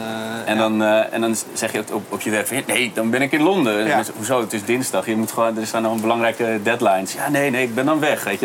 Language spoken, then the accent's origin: Dutch; Amsterdam, North Holland, Netherlands; ik ben zelf geboren in de Bijlmer